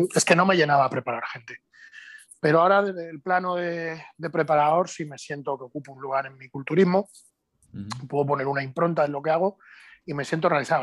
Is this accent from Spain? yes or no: yes; Spain; soy el único español que ha competido en cuatro categorías de pesos